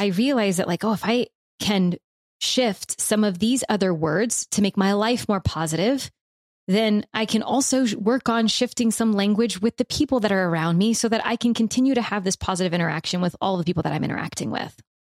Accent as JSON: {"language": "English", "region": "the South", "country": "United States", "said": "I'm from the South, so I give myself and other people from the South permission for y'all"}